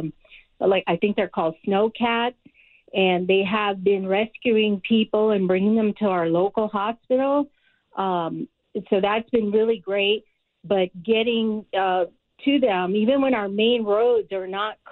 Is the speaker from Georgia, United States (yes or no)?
no; New York, United States; now in Lake Arrowhead, United States; I grew up in New York